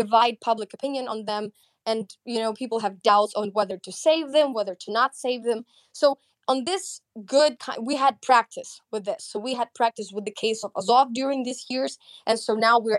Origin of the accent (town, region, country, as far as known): Ukraine